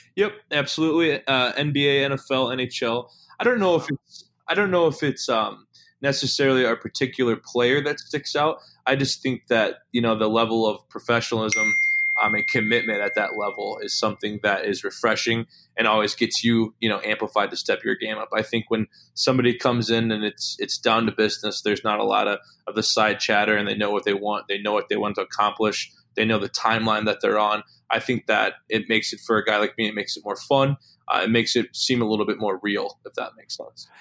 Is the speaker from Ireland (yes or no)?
no; Illinois, United States; moved away as an adult; also born or lived in Dubuque, Iowa / West Coast / Kenosha, Wisconsin; I'm from Illinois, born and raised